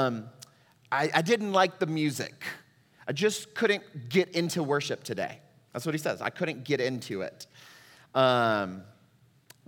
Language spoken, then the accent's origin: English; Texas, United States; moved away as an adult; also born or lived in Puerto Rico; Amanda and I are both native Texans